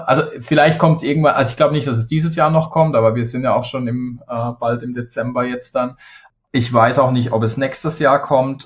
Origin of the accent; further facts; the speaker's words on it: Germany; moved away; fühle ich mich hier fast mehr zu Hause als, als in meiner Heimat